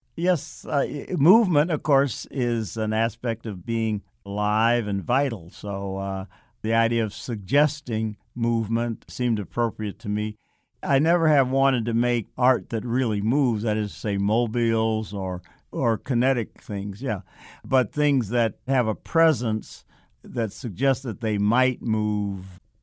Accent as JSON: {"language": "English", "town": "Chicago", "region": "Illinois", "country": "United States", "tie": "born or raised there", "said": "Growing up in Chicago, I, uh, was fortunate to have a mother who had a great interest in the arts"}